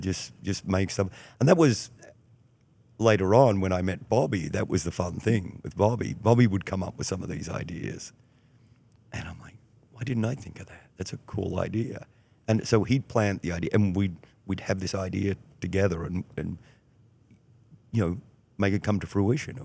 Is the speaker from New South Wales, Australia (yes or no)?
no; Melbourne, Victoria, Australia; moved away as an adult; also born or lived in Houston / Chicago area; now in Lake County, Illinois, United States; growing up in Australia, especially when I grew up, you know, in the '70s